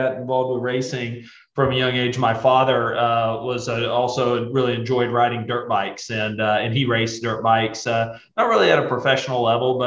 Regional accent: East Tennessee, United States; I grew up in East Tennessee, just outside the Great Smoky Mountains National Park.

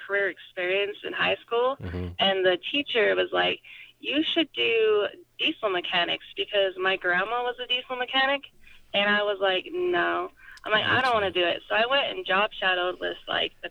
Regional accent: Nephi, Utah, United States; So I grew up in a small town on a ranch in Nephi, Utah.

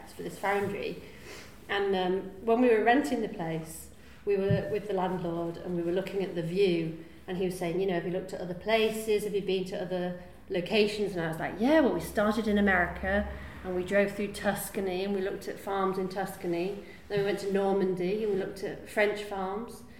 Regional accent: Yorkshire and the Humber, United Kingdom; moved away as an adult; also born or lived in Boston; I grew up in North Yorkshire

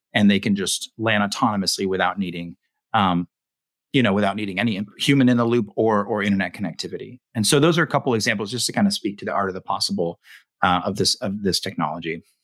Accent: West Coast, United States; I grew up on the West Coast

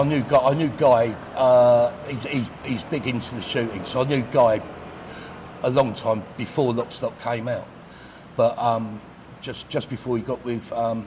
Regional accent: Redhill, South East England, United Kingdom; also born or lived in Marylebone, London / Chalfont St Giles, Buckinghamshire; now in Pattaya, Thailand; Originally brought up in Red Hill in Surrey.

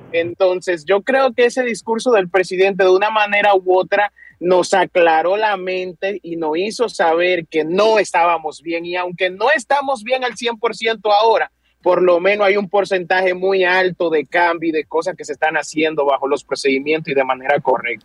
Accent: Dominican Republic; nosotros como dominicanos

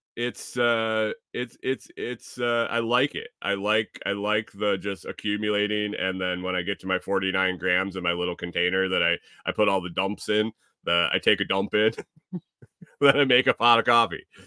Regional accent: Eastern time zone, Eastern US, United States; when I grew up in Eastern

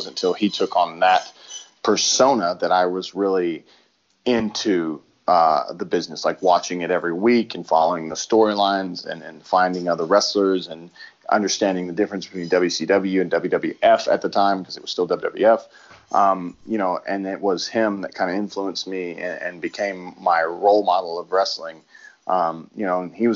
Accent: Dallas, Texas, United States; I knew that I was going to be debuting in Dallas for the G1 in my hometown

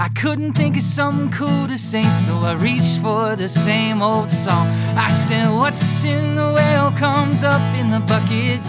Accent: Albany, Georgia, United States; I was born in Albany, Georgia

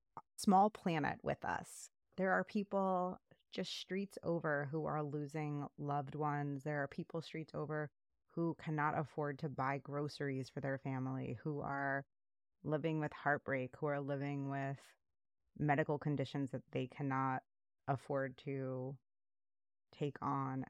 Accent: New York City, New York, United States; I grew up in New York City

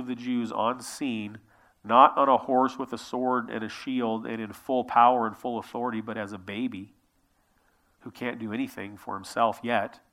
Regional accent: Prineville, Oregon, United States; I grew up in a small town. I grew up in Prineville.

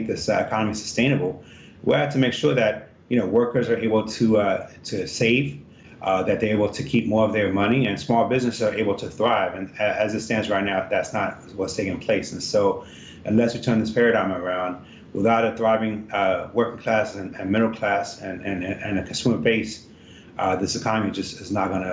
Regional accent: Ethiopia; now in Virginia, United States; I'm originally from Ethiopia, and the reason that my parents immigrated here in 82

